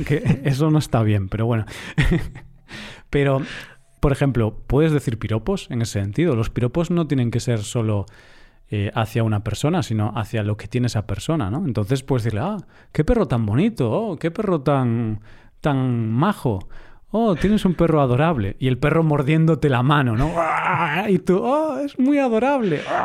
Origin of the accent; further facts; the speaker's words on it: Galicia, Spain; yo soy del norte, soy de Galicia